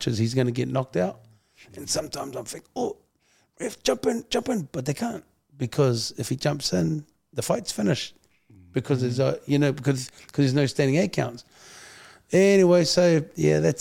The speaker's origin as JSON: {"language": "English", "region": "Auckland", "country": "New Zealand", "tie": "born or raised there", "said": "Being a half-caste Samoan growing up in Auckland"}